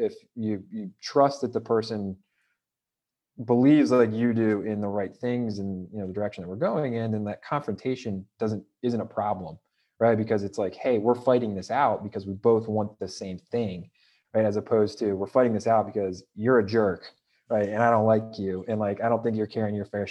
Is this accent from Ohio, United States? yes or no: yes; Ohio, United States; moved away as an adult; also born or lived in Rhode Island; now in New York City, United States; I'm in New York City, but a lot of our company is in Ohio, and I'm originally from Ohio.